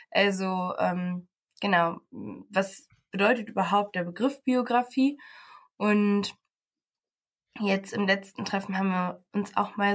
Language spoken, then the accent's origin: German; Paderborn, North Rhine-Westphalia, Germany; now in Aachen, Germany; Ich komme aus Paderborn, bin im Sommer nach Aachen gezogen und mache jetzt hier mein Praxissemester.